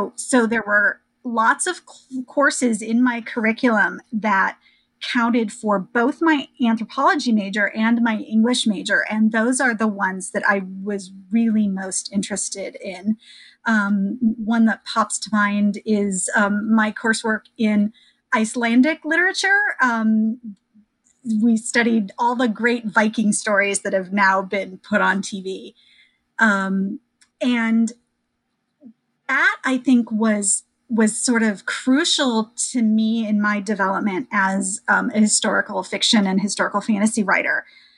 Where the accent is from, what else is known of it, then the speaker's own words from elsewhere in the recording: Iowa, United States; So, sure. I grew up in Iowa.